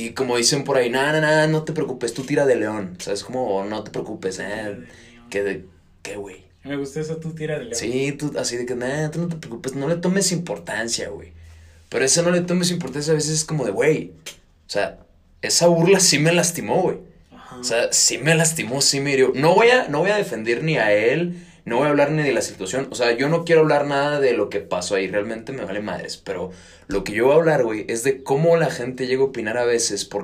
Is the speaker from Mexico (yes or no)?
yes; Mexico; Porque somos mexicanos.